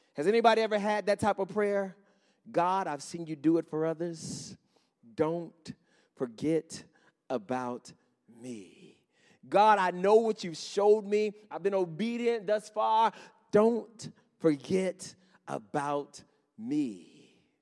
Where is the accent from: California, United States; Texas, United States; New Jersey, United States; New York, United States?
New York, United States; Henrietta; I grew up in Henrietta, not too far from here.